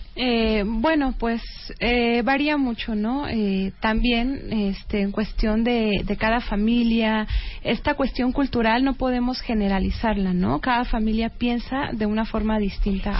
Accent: Mexico; soy una mexicana

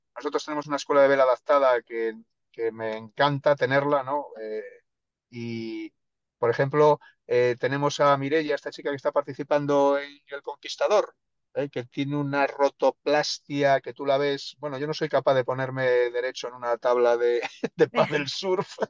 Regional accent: El Bierzo, Castile and León, Spain; moved away; also born or lived in Andalusia; yo soy del norte, yo soy del mm. Bierzo

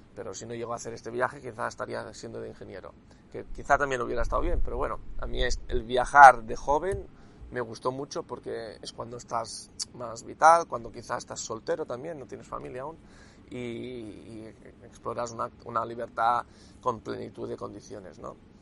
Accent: Catalonia, Spain; Cataluña, de que soy catalán

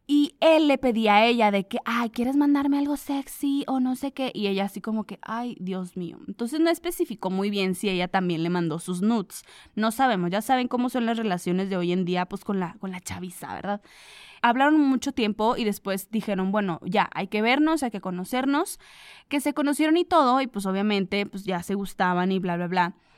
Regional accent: Comarca Lagunera, Mexico; aquí de donde soy yo, de la comarca lagunera

